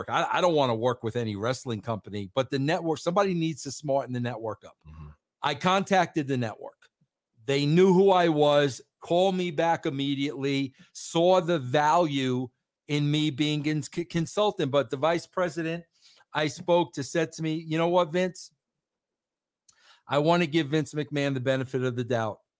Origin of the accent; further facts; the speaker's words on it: New York, United States; as a New Yorker